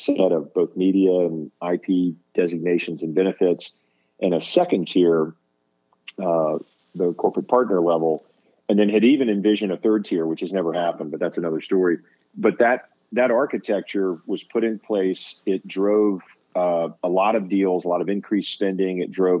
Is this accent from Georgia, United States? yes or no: yes; Atlanta, Georgia, United States; moved away as an adult; also born or lived in Australia; growing up in Atlanta.